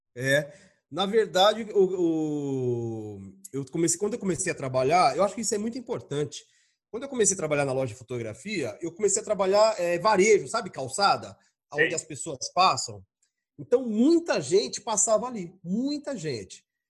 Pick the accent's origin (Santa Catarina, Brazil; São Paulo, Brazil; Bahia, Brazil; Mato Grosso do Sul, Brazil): São Paulo, Brazil; Eu sou paulista